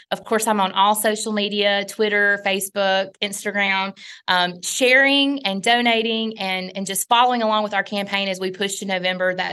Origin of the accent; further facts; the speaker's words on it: North Mississippi, United States; we are from the real Mississippi. You know, we are from North Mississippi, working class families, and and we are not you know living on our family's plantation in Holly Springs, Mississippi.